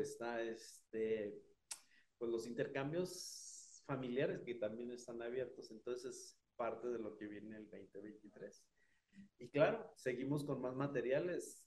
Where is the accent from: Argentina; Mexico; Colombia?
Mexico; also born or lived in Chihuahua; de México